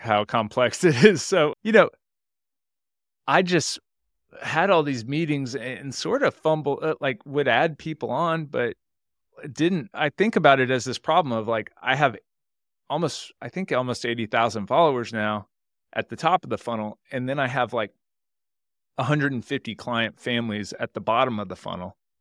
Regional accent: Houston, Texas, United States; I live in Houston, Texas. I grew up in Houston, Texas my whole life

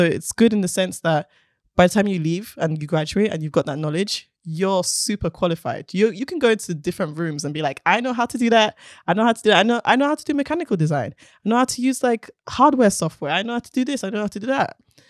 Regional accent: Nigeria; And being Nigerian as well, it's like, but isn't that like something for a man?

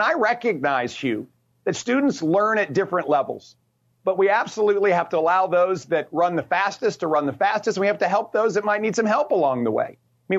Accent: Richmond, Virginia, United States; Well, I was born in a little part of Richmond called Bonaire. And in seventh grade, my dad lost his job and my mom pulled our family together and moved us all down to the beach for a bit of a restart.

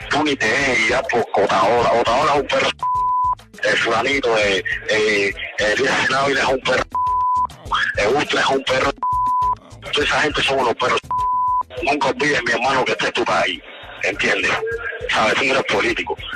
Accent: Cuba; si vienen es mejor porque somos cubanos

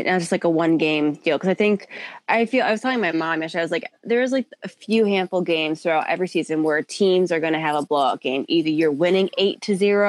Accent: Detroit, Michigan, United States; I'm fucking from Detroit

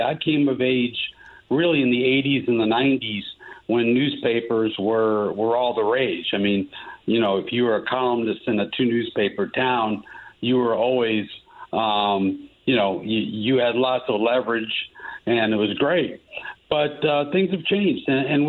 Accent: East Coast, United States; moved away as an adult; also born or lived in Chicago; I grew up on the East Coast. We did a couple of years in Chicago when I was in high school

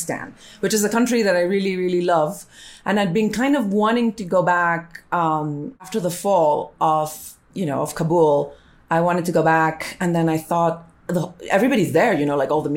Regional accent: Colombia; I'm Hispanic and I speak Spanish and I'm from Colombia

